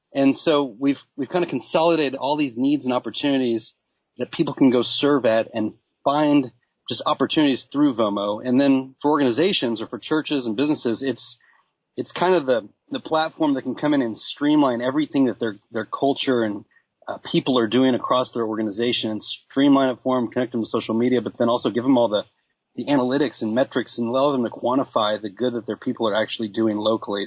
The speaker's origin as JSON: {"language": "English", "town": "Dallas", "region": "Texas", "country": "United States", "said": "I'm from Dallas, you know, buckle of the Bible Belt"}